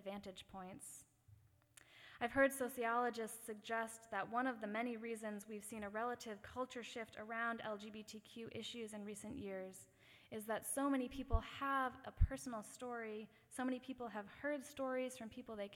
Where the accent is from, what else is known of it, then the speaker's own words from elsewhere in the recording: Massachusetts, United States; the Massachusetts town I grew up